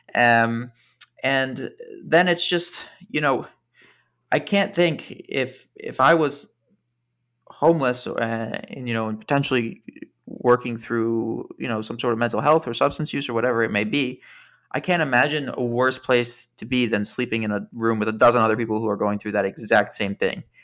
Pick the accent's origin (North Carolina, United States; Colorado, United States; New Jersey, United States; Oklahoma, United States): New Jersey, United States; just outside Princeton, suburban; moved away as an adult; now in New York City, United States; I grew up in suburban New Jersey, just outside Princeton.